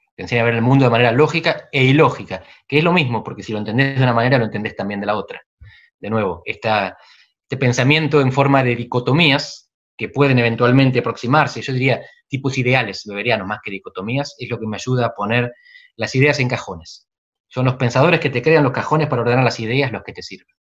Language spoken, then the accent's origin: Spanish; Barría, centre of Buenos Aires Province, Argentina; moved away as an adult; soy de Barría, en el centro de la provincia de Buenos Aires. En el 86 me, vine a Buenos Aires a estudiar